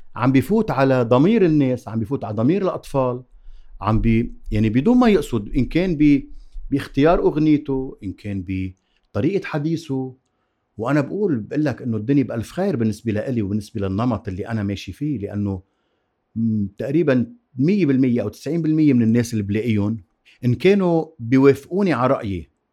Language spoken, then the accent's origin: Arabic; Zahle, Beqaa, Lebanon; أنا من زحلي وعندي الطموح والعنفوان الزحليوي